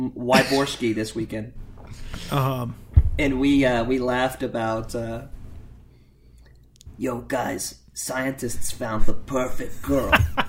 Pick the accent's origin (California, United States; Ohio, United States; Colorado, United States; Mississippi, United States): Ohio, United States; Cincinnati; here in my hometown of Cincinnati, Ohio.